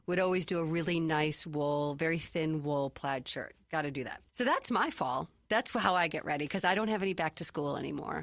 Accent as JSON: {"language": "English", "town": "Chicago", "region": "Illinois", "country": "United States", "tie": "born or raised there", "also_born_or_lived": "Minnesota", "moved": "yes", "lives_now": "Arizona, United States", "said": "I grew up in Chicago and then obviously lived a long time in Minnesota."}